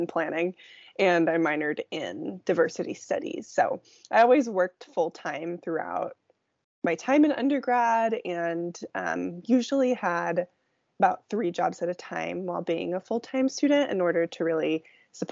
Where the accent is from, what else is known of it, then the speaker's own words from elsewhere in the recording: Silicon Valley, San Francisco Bay Area, California, United States; moved away as an adult; now in Seattle, United States; So I grew up in the Silicon Valley